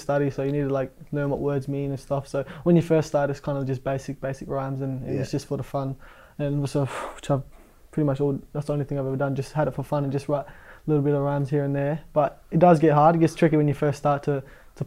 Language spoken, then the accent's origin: English; Adelaide, South Australia, Australia; moved away; I was born in Adelaide, pretty much born and raised there